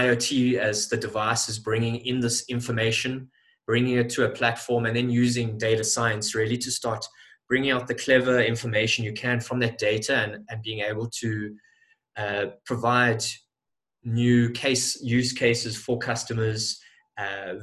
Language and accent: English; Johannesburg, Gauteng, South Africa; I'm from Johannesburg, South Africa